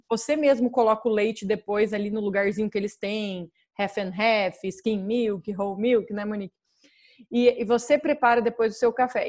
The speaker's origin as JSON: {"language": "Portuguese", "region": "Paraná", "country": "Brazil", "moved": "yes", "lives_now": "United States", "said": "eu sou do Paraná"}